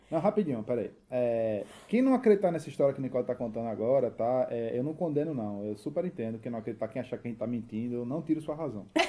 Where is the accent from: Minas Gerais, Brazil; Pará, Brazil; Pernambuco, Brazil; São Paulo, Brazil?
Pernambuco, Brazil; Recife; moved away as an adult; now in Berlin, Germany; a gente é de Recife